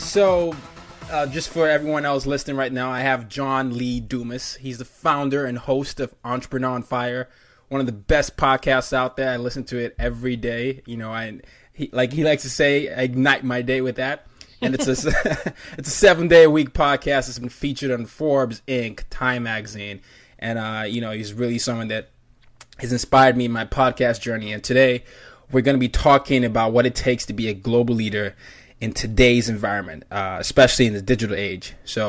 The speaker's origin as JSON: {"language": "English", "country": "Nigeria", "said": "I'm Nigerian, and everybody is always confused by whatever I sound like."}